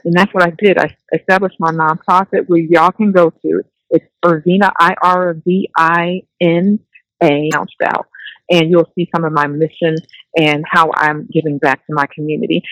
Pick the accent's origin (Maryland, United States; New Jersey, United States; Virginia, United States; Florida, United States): New Jersey, United States; I'm from Jersey